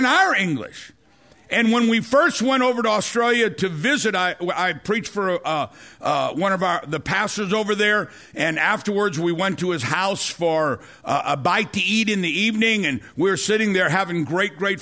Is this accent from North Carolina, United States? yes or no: no; St. Louis, Missouri, United States; I'm from South St. Louis